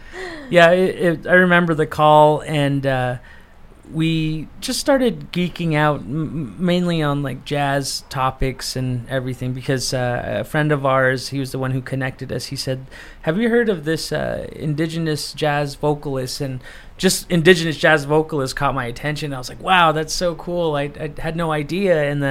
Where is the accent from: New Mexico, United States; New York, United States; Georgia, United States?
New Mexico, United States; I come from New Mexico, from the Diné Navajo Nation tribe